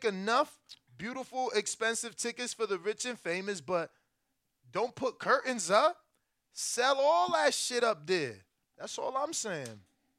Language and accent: English; United States; also born or lived in Florida; as an American